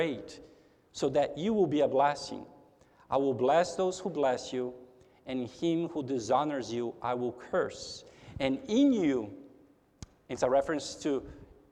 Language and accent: English; São Paulo, Brazil; also born or lived in United States; now in Houston, United States; I am a Brazilian, and I'm a naturalized citizen of the United States. I have two passports. But even though I am a citizen of the United States, I'm not a native from the United States. I was born in Brazil. I was born in São Paulo.